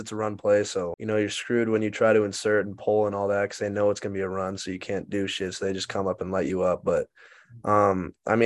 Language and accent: English; Englewood, Colorado, United States; moved away as an adult; now in Austin, United States; I'm from Inglewood, Colorado. Went to Cherry Creek High School